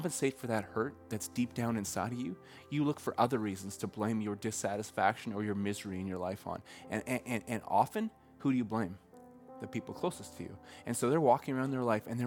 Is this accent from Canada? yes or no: yes; Red Deer, Alberta, Canada; I grew up in Central Alberta, and around Red Deer